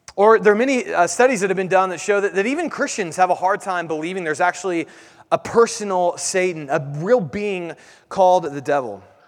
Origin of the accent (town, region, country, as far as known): United States